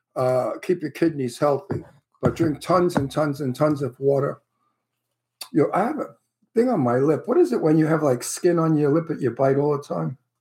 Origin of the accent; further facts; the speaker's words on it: New York City, New York, United States; accent: Brooklyn; also born or lived in Red Hook, Brooklyn / Astoria, Queens; I was born in the Red Hook projects in Red Hook, and I okay. lived until my father bought a house in Astoria, Queens, and then yeah. we moved to Queens